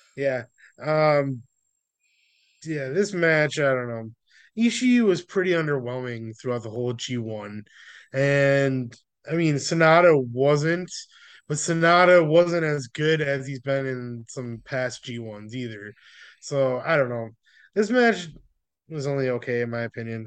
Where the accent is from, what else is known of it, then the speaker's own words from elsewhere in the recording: United States; we're also from America and, like, we're white